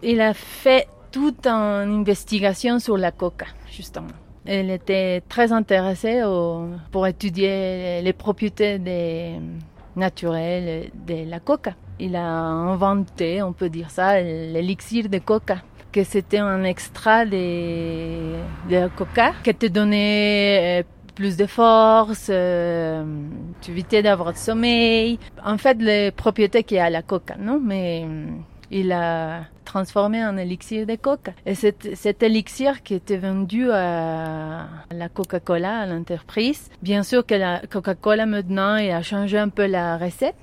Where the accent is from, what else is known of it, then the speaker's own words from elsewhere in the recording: La Paz, Bolivia; je suis née ici à La Paz.